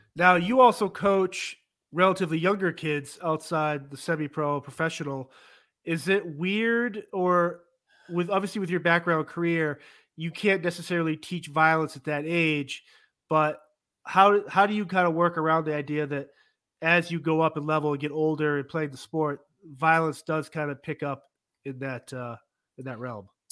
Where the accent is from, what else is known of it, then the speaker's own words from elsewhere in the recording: Massachusetts, United States; I'm born and raised in Massachusetts